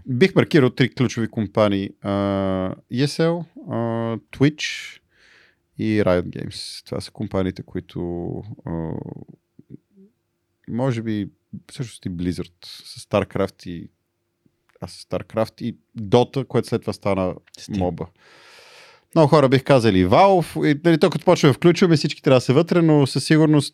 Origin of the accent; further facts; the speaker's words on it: Bulgaria; аз съм българин а, и говоря български